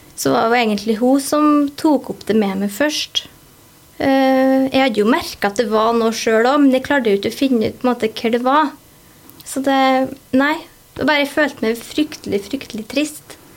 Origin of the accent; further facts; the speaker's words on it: Ålen, Trøndelag, Norway; also born or lived in Haltdalen; jeg kommer opprinnelig fra Haltdalen. Og så flytta vi til Ålen når jeg gikk sånn i tredje klasse. Og der har jeg egentlig bare bodd.